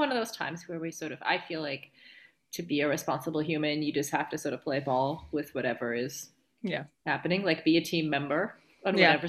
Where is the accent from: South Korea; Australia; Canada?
Canada; at least I'm not Sarah sitting in her condo in Canada.